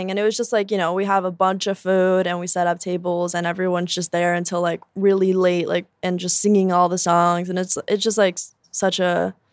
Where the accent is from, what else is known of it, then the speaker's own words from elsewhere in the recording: Durango, Mexico; I'm from Durango and like the the symbol there is like a scorpion and I got it tattooed and they were like, "Oh my god, is that for like Durango?"